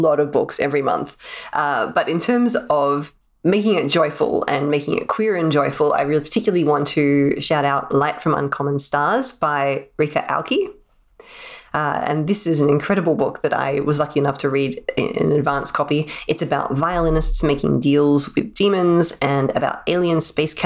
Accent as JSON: {"language": "English", "country": "Australia", "said": "as Australian writers"}